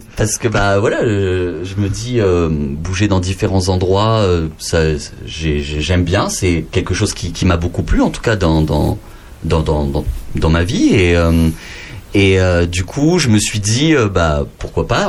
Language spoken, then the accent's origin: French; Lot, Occitania, France; je suis né dans le Lot